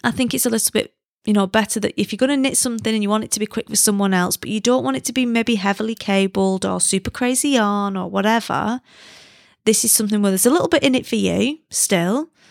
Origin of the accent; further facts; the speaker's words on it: United Kingdom; now in China; I'm British